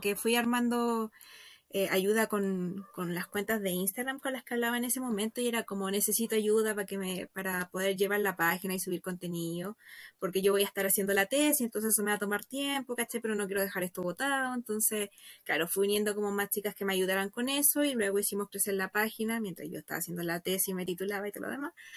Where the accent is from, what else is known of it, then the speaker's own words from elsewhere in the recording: Santiago, Santiago Metropolitan Region, Chile; Yo soy de Santiago, estoy aquí